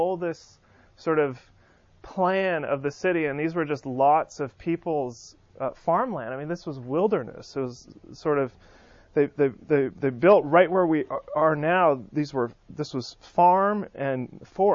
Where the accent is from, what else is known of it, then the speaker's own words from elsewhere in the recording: California, United States; now in Birmingham, United States; Birmingham's actually younger than my hometown of California